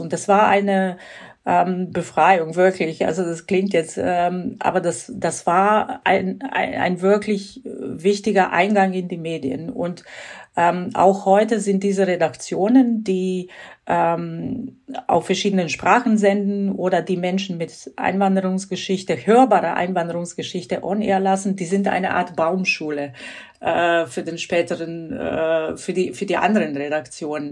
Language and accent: German; Croatia; German is a second language; now in Germany; bin gebürtige Kroatin und ich bin in den 90er Jahren nach Deutschland gekommen